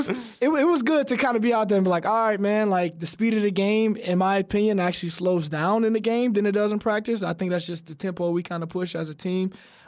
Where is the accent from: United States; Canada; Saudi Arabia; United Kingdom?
United States; Alabama; You know, and he's another Alabama guy. We're both from Alabama, so I got to tip my hat to him.